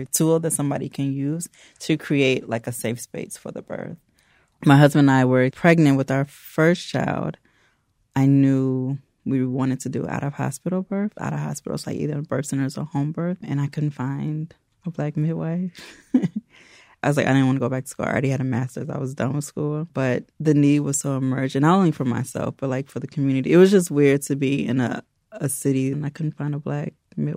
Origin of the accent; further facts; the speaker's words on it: Evanston, Illinois, United States; now in Chicago, United States; Actually, I'm from Evanston. I'm fourth generation Evanstonian.